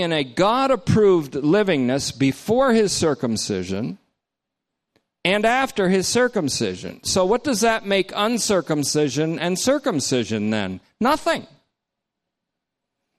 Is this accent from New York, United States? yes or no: yes; Hoosick Falls, New York, United States; I was born in New York State. So I'm a New Yorker.